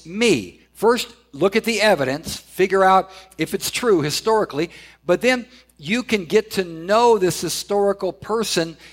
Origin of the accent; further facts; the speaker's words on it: Southern California, United States; I grew up in Southern California